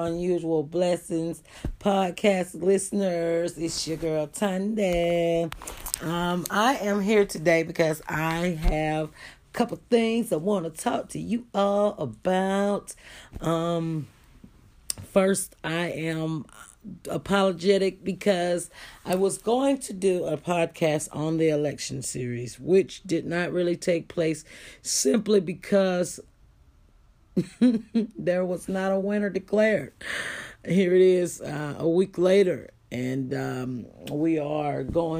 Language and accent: English; United States; we as an American public